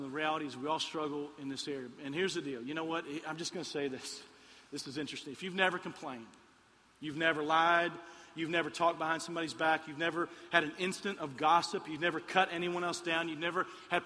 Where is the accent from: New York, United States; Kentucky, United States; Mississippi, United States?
Kentucky, United States; Lexington; moved away; I'm from Lexington, Kentucky